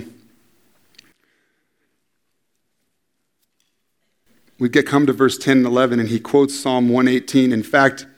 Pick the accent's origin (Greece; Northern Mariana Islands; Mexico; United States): United States; San Diego, California; I'm from San Diego